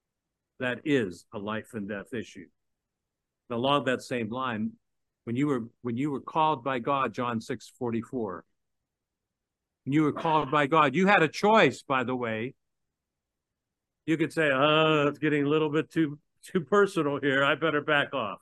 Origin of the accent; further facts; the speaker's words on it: Pittsburgh, Pennsylvania, United States; moved away as an adult; I came back to my hometown of Pittsburgh